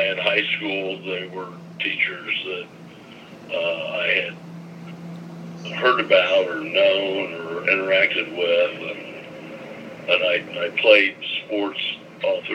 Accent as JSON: {"language": "English", "town": "Portland", "region": "Indiana", "country": "United States", "tie": "born or raised there", "said": "growing up in Portland."}